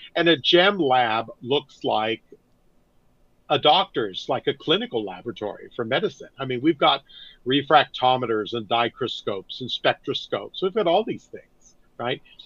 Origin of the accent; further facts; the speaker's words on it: Northern California, United States; I grew up in Northern California